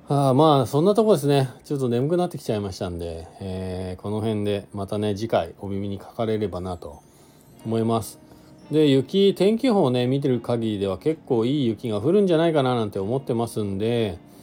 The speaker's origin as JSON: {"language": "Japanese", "region": "Shizuoka", "country": "Japan", "tie": "born or raised there", "moved": "yes", "lives_now": "Hakuba, Japan", "said": "僕はね静岡出身なんで"}